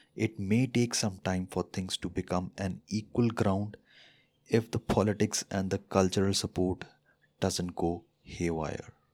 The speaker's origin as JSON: {"language": "English", "country": "India", "said": "as an Indian"}